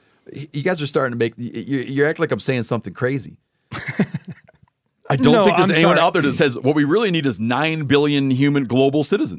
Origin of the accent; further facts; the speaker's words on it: Michigan, United States; I'm from Michigan.